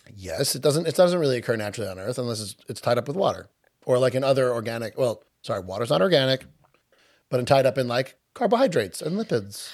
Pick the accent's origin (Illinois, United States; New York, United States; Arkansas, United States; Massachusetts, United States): New York, United States; Long Island; accent: Long Island; I'm Long Island based on our ridiculous accents